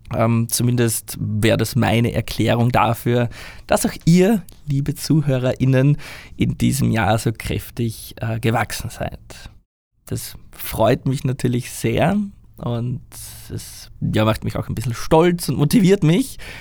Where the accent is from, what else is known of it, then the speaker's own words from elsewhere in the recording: Austria; moved away as an adult; now in Japan; Ich weiß, dass ich in Österreich meine Heimat habe